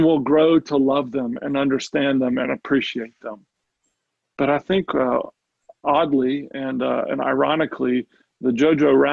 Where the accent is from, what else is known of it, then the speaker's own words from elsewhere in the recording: United States; I'm an American.